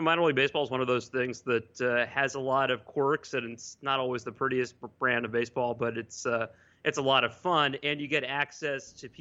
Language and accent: English; New York City, New York, United States; I grew up in New York City